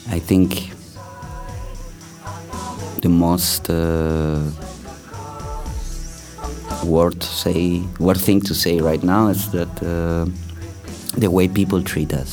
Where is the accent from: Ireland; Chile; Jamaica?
Chile; born there; also born or lived in Spain / Turkey; I was born in Chile because my family is uh, uh from Chilean roots and Spanish roots, so I lived in, in both places, in Chile and Spain. Then um, I also lived a long time in Turkey, in Ista